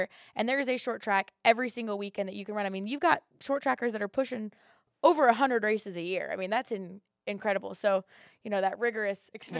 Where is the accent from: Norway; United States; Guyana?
United States; West Coast; I was gonna say like a Charlotte, because remember I'm from the West Coast.